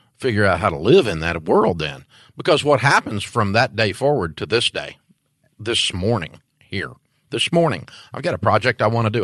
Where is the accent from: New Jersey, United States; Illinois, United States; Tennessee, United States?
Tennessee, United States; Antioch; I'm from Antioch, Tennessee